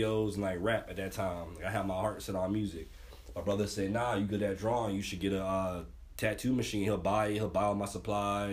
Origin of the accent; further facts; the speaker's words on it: Kissimmee, Florida, United States; Kissimmee, Florida.